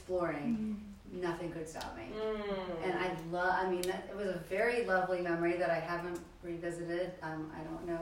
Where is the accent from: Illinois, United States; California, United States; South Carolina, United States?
South Carolina, United States; Columbia; I grew up in Columbia, South Carolina